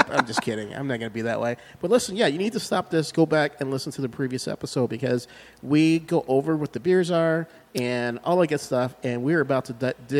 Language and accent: English; Chicago, Illinois, United States; I'm from Chicago.